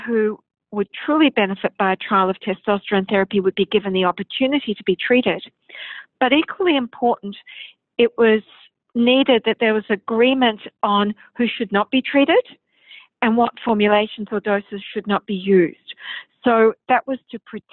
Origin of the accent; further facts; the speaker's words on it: Australia; I'm an endocrinologist from Australia